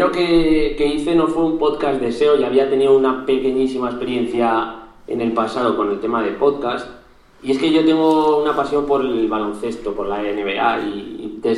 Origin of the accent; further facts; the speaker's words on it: Zaragoza, Aragon, Spain; tengo 25 años, soy de Zaragoza.